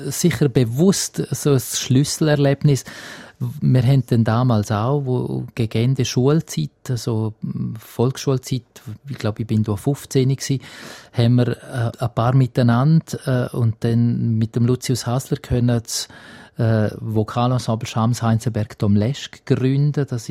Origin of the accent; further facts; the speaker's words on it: Graubünden, Switzerland; Also ich bin ein Landei in dem Sinn und, und ich bin schon in Graubünden daheim, fühle mich ganz stark als Bündner.